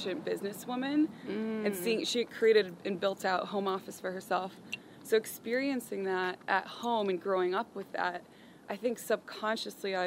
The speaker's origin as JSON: {"language": "English", "town": "Northbrook", "region": "Illinois", "country": "United States", "tie": "born or raised there", "also_born_or_lived": "Houston, Texas", "said": "we road tripped with our family up to Northbrook, which is a suburb of Chicago. And that's pretty much where I grew up"}